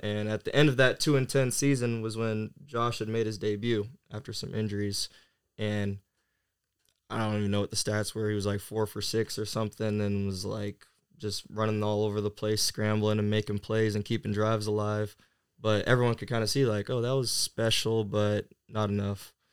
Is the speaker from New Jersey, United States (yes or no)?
no; Camas, Washington, United States; also born or lived in California; now in Bradenton, United States; I'm originally from Camas, Washington, um, which is a small town uh, just north of Portland, Oregon